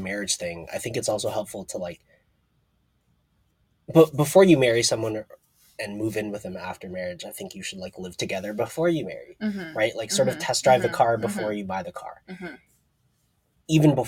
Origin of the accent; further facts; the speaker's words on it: Toronto, Ontario, Canada; moved away as an adult; now in Seattle, United States; growing up in Toronto